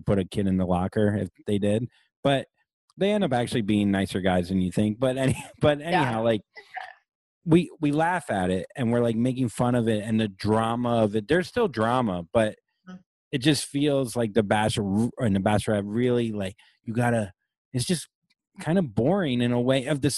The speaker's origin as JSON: {"language": "English", "region": "Florida", "country": "United States", "said": "I'm from Florida"}